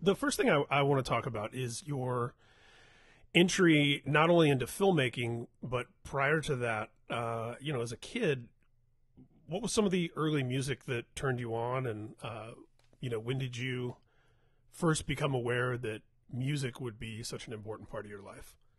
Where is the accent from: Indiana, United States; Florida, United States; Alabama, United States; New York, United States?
Indiana, United States; Indianapolis; I grew up in Indianapolis